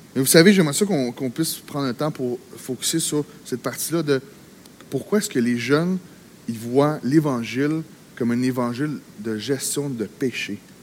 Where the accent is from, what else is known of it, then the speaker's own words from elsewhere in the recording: Quebec, Canada; also born or lived in Gatineau; au Québec, on, on est dans une terre missionnaire. Au Québec, on est dans un, on vit dans un environnement